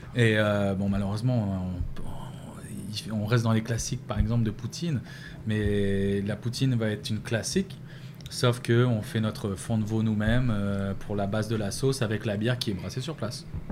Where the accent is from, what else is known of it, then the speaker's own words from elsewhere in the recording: France; moved away as an adult; also born or lived in Pointe-Saint-Charles, Montreal; now in Montreal, Canada; Ça fait 11 ans que je suis parti de la France.